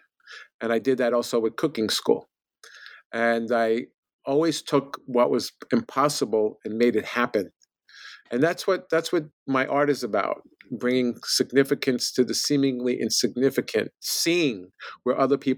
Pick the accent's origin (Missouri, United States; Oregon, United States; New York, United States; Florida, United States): New York, United States; New York City; I grew up in the Bronx in borough of New York City